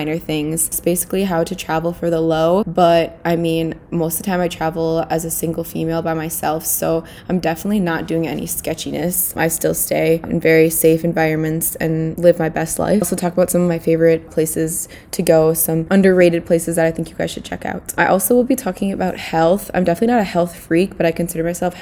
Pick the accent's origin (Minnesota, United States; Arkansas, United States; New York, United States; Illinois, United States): Minnesota, United States; St. Paul; I am from St. Paul, Minnesota